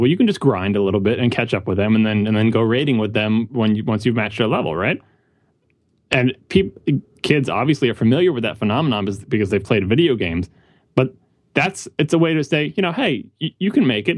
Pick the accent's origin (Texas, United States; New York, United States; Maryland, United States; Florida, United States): New York, United States; New York City; I'm I'm a New Yorker